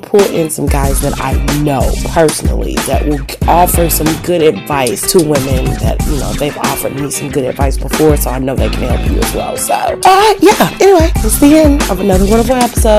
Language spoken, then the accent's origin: English; Bahamas; I'm from the Bahamas.